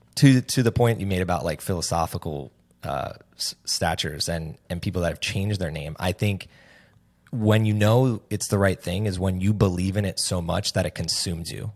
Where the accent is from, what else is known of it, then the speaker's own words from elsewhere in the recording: New Jersey, United States; also born or lived in Hoboken, New Jersey; I'm from New Jersey.